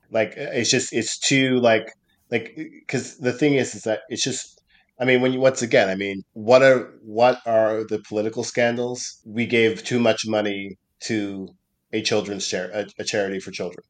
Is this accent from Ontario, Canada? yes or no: no; Nova Scotia, Canada; when I was growing up in Nova Scotia